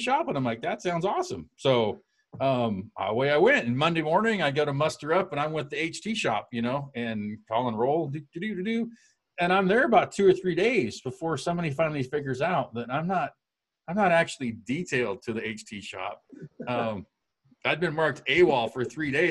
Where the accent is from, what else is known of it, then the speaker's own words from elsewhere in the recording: West Coast, United States; I was from the West Coast